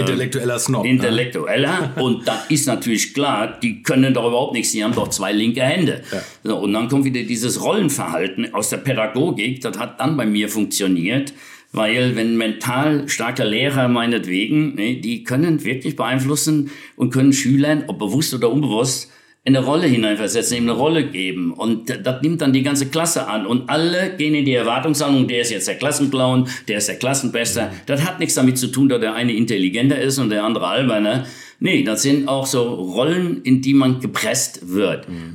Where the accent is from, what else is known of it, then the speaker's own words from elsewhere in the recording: Betzdorf, Rhineland-Palatinate, Germany; moved away; zu Hause, wo ich geboren bin, im Westerwald, in Betzdorf